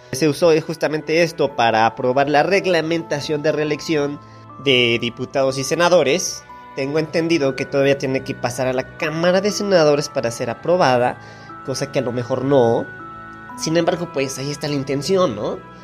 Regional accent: Mexico; Somos México, somos el Turquía latinoamericano.

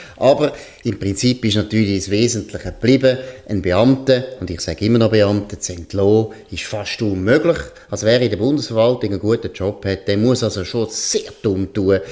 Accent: Switzerland; bei uns in der Schweiz

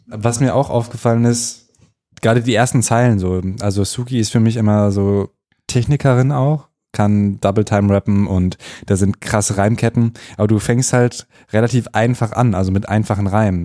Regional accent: North Rhine-Westphalia, Germany; now in Berlin, Germany; Ich komme aus NRW und da haben wir Fahrradwege

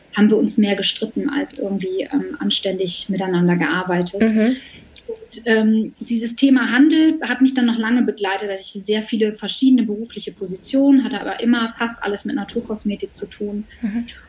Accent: Bremen, Germany; ich bin Bremerin in Bremen und da habe ich schon relativ früh angefangen zu arbeiten, also so als ich so ungefähr 14 war

